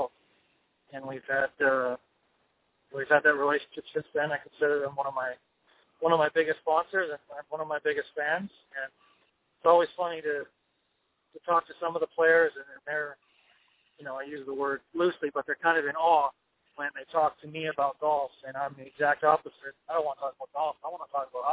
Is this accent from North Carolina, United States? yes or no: yes; Raleigh, North Carolina, United States; Raleigh, my hometown